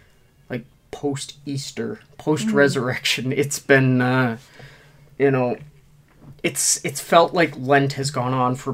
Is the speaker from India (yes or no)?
no; Nova Scotia, Canada; I am such a proud Nova Scotian.